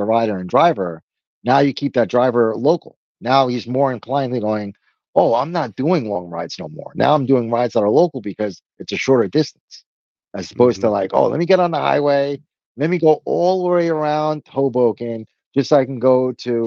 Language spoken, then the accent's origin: English; Brazil; moved away; my home country, Brazil